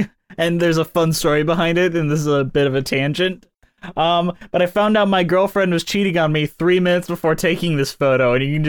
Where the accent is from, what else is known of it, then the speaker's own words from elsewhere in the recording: Detroit, Michigan, United States; I am from Metro Detroit. So in this production of The Wiz, I was the only white person.